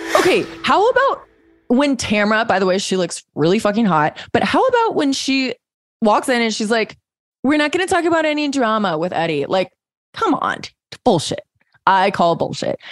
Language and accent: English; Missouri, United States; we're both from Missouri